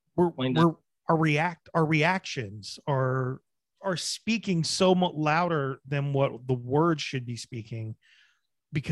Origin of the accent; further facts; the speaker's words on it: New Jersey, United States; moved away; also born or lived in Bedford; I'm originally from Jersey, but that's where I did live for a while